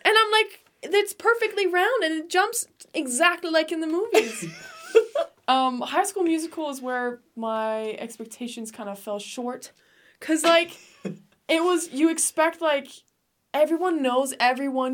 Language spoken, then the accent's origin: English; Denmark; moved away as an adult; also born or lived in England / United States (born); now in Utah, United States; I lived in England for a bit too, but I grew up in Denmark my whole life